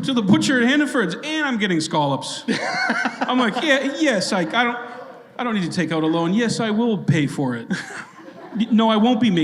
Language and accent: English; Framingham, Massachusetts, United States; moved away; I was born in Framingham